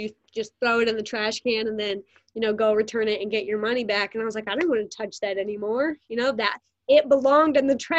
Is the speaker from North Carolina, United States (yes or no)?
yes; North Carolina, United States; moved away; I'm from North Carolina